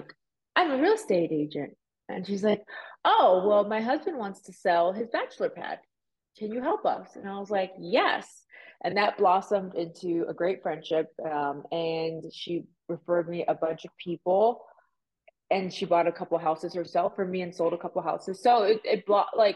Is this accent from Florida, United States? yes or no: yes; Miami, Florida, United States; also born or lived in Puerto Rico; now in Las Vegas, United States; I was raised in Miami